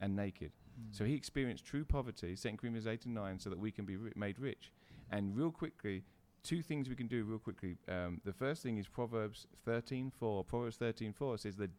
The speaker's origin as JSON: {"language": "English", "region": "England", "country": "United Kingdom", "moved": "yes", "lives_now": "United States", "said": "England, where my home country is"}